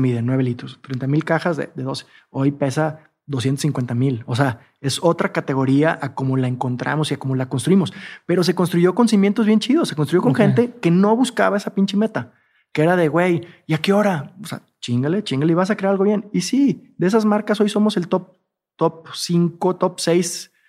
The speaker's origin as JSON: {"language": "Spanish", "region": "Jalisco", "country": "Mexico", "said": "soy de Jalisco, en todo caso sería tequilero."}